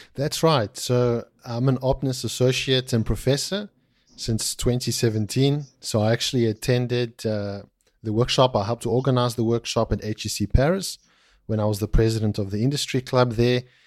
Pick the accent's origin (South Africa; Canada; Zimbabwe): South Africa; moved away; I'm originally from South Africa, uh, of Greek, uh, descent